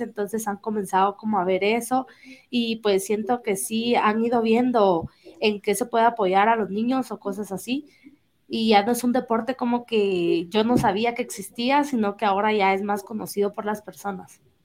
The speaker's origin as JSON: {"language": "Spanish", "region": "Jalapa", "country": "Guatemala", "said": "yo soy de Jalapa"}